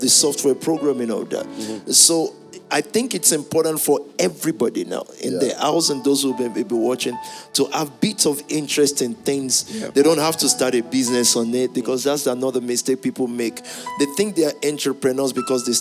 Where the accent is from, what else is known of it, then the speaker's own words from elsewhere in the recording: Yorubaland, Nigeria; I'm from the Yoruba tribe